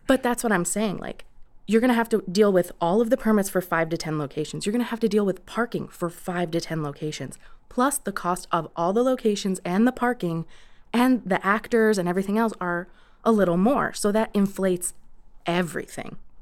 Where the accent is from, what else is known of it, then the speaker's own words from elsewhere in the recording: New York, United States; moved away; I grew up in New York